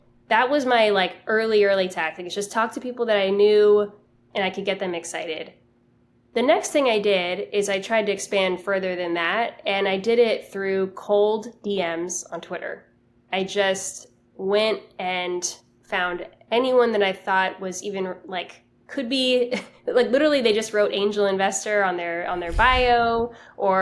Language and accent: English; Miami, Florida, United States; moved away; I'm from Miami. I moved back home